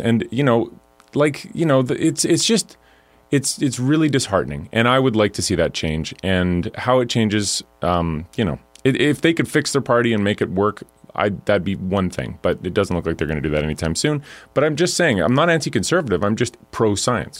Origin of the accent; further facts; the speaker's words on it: Alberta, Canada; I'm from Alberta